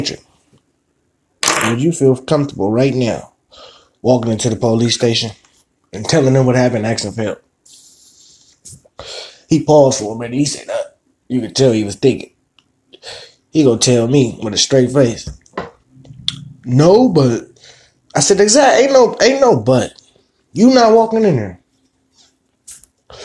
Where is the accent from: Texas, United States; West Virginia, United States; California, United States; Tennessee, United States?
California, United States; San Francisco; I was born and raised in Hunters Point, San Francisco, California